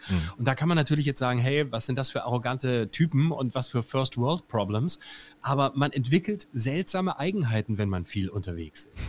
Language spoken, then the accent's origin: German; Lörrach, Baden-Württemberg, Germany; Erstens bin ich ja Badener